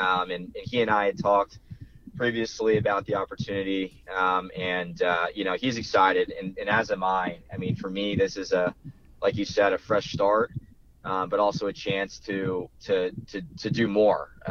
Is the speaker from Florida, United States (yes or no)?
yes; Florida, United States; I'm from Florida.